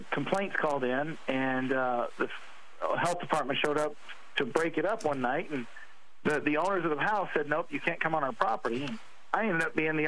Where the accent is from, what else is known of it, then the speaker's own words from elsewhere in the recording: Southern California, United States; I grew up in Southern California